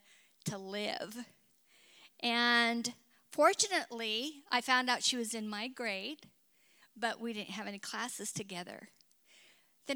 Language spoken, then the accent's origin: English; Kellogg, Idaho, United States; I was born and raised in Kellogg, Idaho, which was kind of a rough little mining town.